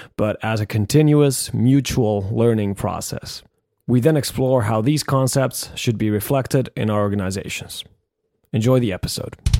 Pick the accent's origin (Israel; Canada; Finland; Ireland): Finland; we're both from Finland.